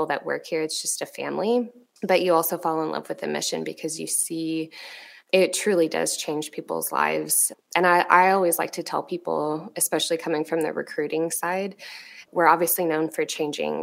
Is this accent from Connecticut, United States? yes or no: no; East Texas, United States; moved away; I grew up in East Texas